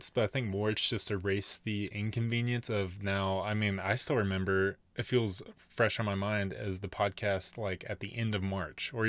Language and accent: English; Colorado, United States; now in South Dakota, United States; I think I'm still gonna say Colorado.